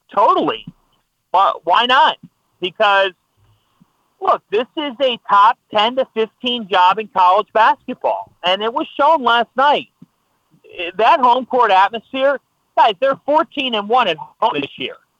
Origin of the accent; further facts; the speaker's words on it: Ohio, United States; moved away; also born or lived in New Jersey; I grew up in Ohio